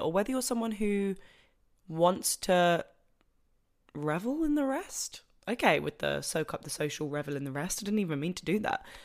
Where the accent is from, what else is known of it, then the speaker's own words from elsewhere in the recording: Broadstairs, South East England, United Kingdom; moved away as an adult; now in Manchester, United Kingdom; Broadstairs prints, which is my hometown